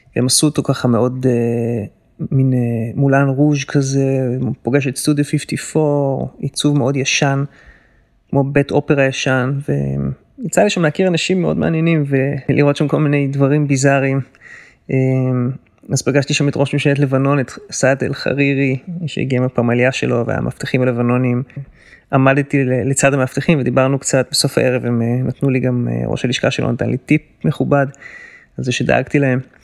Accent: Israel; moved away as an adult; also born or lived in Palo Alto, California, United States; now in New York, United States; שבאתי איתה מהארץ

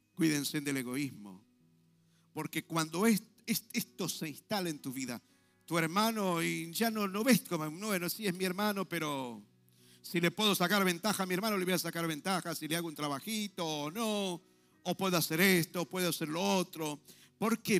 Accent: Argentina; estamos como argentinos

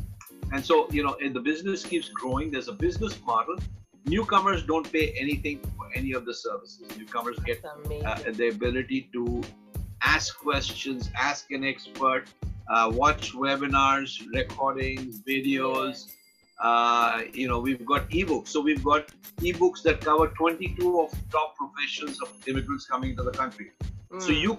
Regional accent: Dubai, United Arab Emirates; now in Canada; I came here 20 years ago as an immigrant from the Middle East. I came from Dubai. I came here with dreams, and I've got all this experience.

